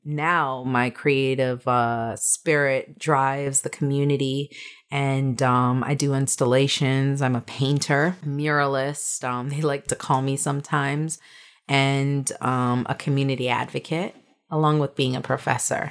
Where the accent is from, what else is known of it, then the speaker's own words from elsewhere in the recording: New York City, New York, United States; though I'm an American and though I was born in Bronx, New York, you know, my parents are Jamaican.